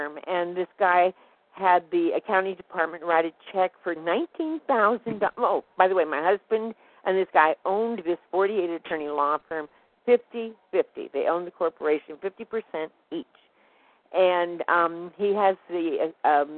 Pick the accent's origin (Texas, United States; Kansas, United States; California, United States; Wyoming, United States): California, United States; San Gabriel; I was born in San Gabriel